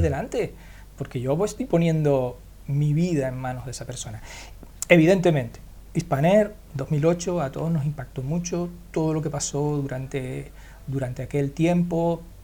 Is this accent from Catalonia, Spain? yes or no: no; Canary Islands, Spain; yo soy canario en Canarias vivimos